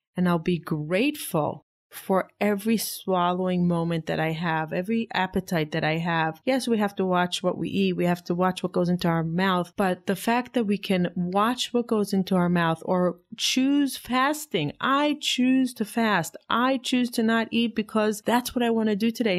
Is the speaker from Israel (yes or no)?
yes; Israel; now in United States; I grew up in Israel